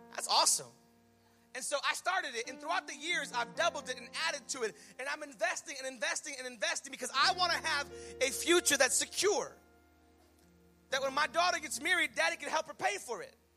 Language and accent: English; United States; we're American